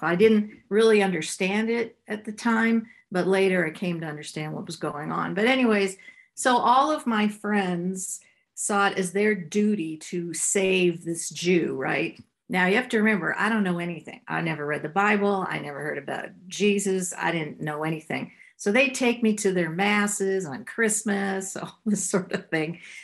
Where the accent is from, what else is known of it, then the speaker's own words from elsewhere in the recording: Ottawa, Ontario, Canada; I grew up in Ottawa, Canada